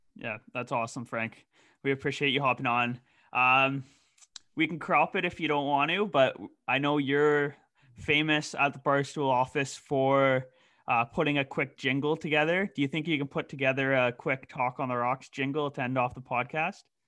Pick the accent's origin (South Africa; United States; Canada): Canada; we are Canadian